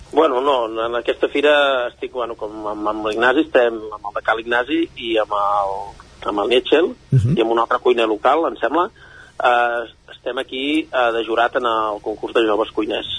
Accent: Castellterçol, Catalonia, Spain; jo soc procedent de Castellterçol

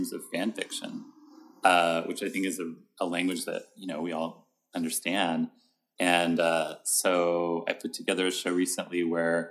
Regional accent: Fort Worth, Texas, United States; now in New York, United States; I'm from Fort Worth, Texas.

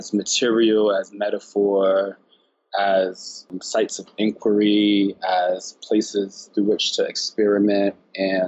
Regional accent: Newark, New Jersey, United States; I was born in Newark, New Jersey

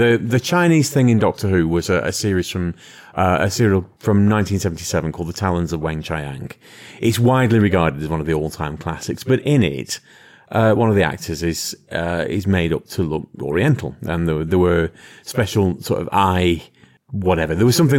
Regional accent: London, United Kingdom; I'm a Korean from London.

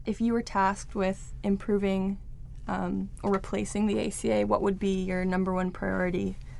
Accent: Sonoma County, California, United States; I'm from Sonoma County. I go to UC Santa Cruz.

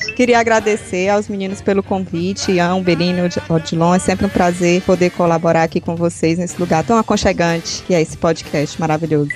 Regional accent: Northeast Region, Brazil; accent: nordestino; meu sotaque nordestino

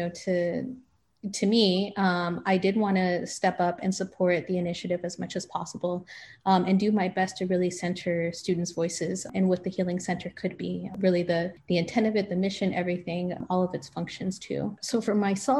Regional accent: Los Angeles, California, United States; growing up in Los Angeles

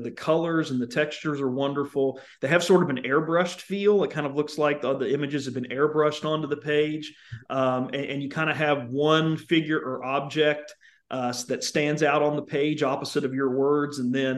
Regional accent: Charleston, West Virginia, United States; And, you know, I grew up in Charleston, West Virginia, and I think about carbide

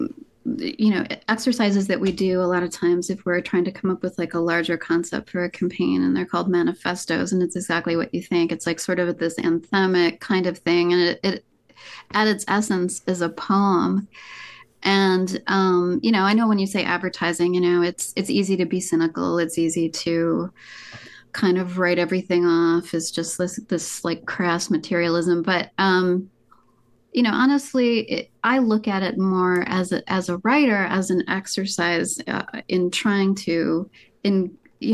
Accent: Marquette, Michigan, United States; I grew up in Marquette, Michigan, which is in the Upper Peninsula

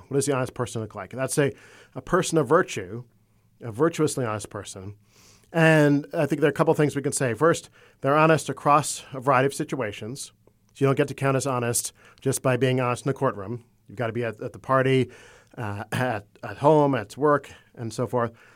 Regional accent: Florida, United States; also born or lived in Maryland; I was born in Maryland on the eastern shore of the Chesapeake Bay, but I grew up in Florida.

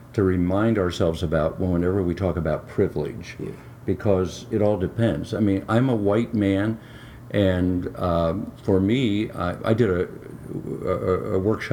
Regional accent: United States; I happened to be born here

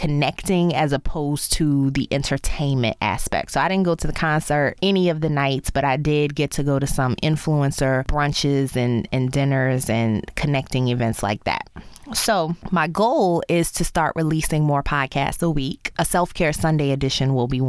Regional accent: New Orleans, Louisiana, United States; moved away as an adult; also born or lived in Baltimore / Chicago / Dallas; my hometown of New Orleans

